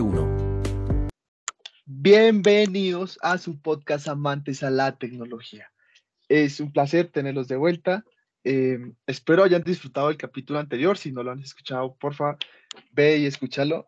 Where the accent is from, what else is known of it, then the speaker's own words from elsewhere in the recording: Colombia; nosotros como colombianos que no tenemos el pasaporte